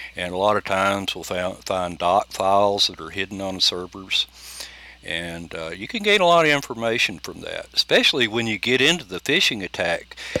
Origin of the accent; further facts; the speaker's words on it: United States; being Native American